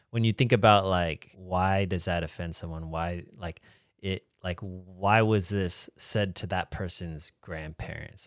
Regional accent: United States; me as an American

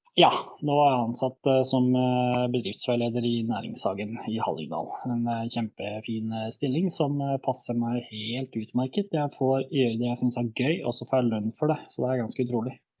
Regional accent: Bosnia & Herzegovina; also born or lived in Norway; now in Nesbyen, Norway; jeg kom jo fra, opprinnelig fra Bosnia, og familien eh, flytta til Norge i 2000.

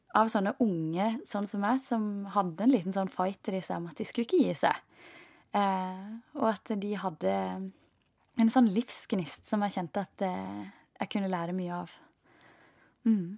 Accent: Norway; den oppveksten du har hatt hjemme i Norge

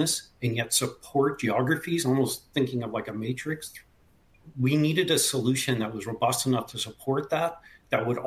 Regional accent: Canada; moved away; I'm originally from Canada. The accent might give it away occasionally.

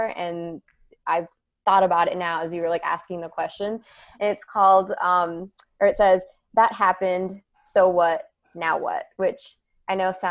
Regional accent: Miami, Florida, United States; moved away as an adult; now in Western North Carolina, United States; I was born and raised in Miami.

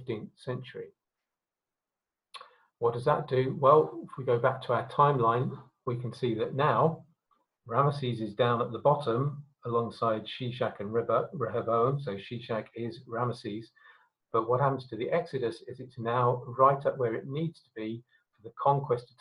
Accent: Harare, Zimbabwe; my birth certificate says I was born in Salisbury, Rhodesia, but my passport says I was born in Harare, Zimbabwe.

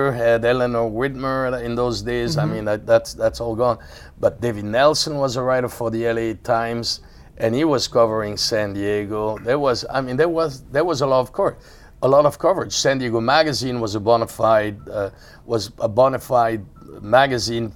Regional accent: near Cahors, Occitania, France; moved away; I was born near Cahors

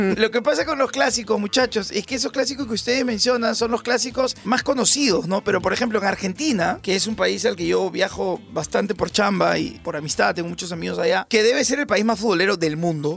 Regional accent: Arequipa, Peru; soy arequipeño

